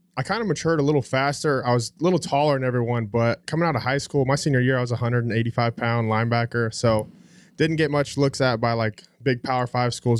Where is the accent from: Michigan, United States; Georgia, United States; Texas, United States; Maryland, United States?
Texas, United States; Haslet; born or raised there; also born or lived in Phoenix, Arizona